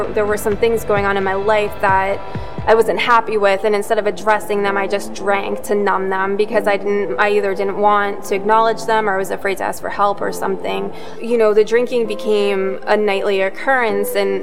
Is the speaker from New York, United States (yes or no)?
no; Yarmouth, Massachusetts, United States; also born or lived in Mashpee, Massachusetts; I'm originally from Yarmouth, but I live in Mashpee now